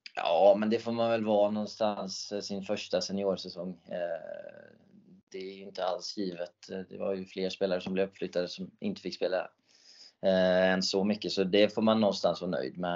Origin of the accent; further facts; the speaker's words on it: Sweden; jag är den enda svensk i färöiska ligans historia